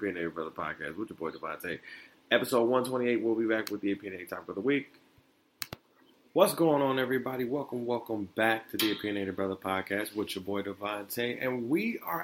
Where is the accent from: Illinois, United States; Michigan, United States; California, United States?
Michigan, United States; Detroit; also born or lived in Florida; me and my mom moved back up to Detroit